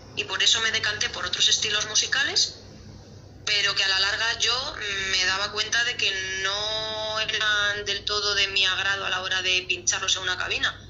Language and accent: Spanish; Madrid, Community of Madrid, Spain; estoy aquí en Madrid en mi país, en mi ciudad, viviendo